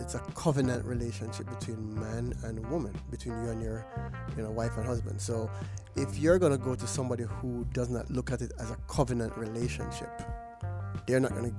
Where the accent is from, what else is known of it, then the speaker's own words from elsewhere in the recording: Jamaica; radio listeners out there in Jamaica. I say Jamaica because that's where we're from